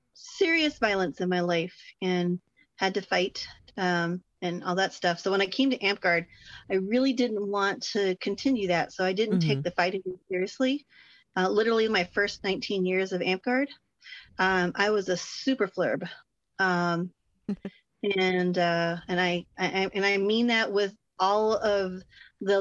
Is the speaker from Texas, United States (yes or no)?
yes; Texas, United States; I'm from Texas. I can't get rid of the howdy, if even I want